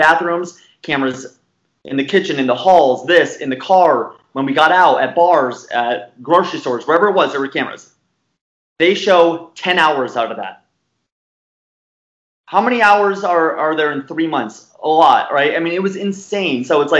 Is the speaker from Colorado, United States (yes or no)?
no; Arizona, United States; from the West, you know, I'm from Arizona, right next to California